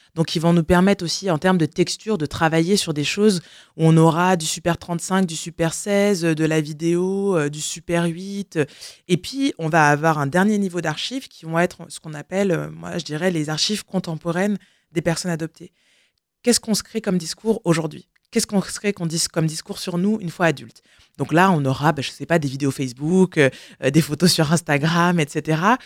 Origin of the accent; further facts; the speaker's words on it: France; je suis née en France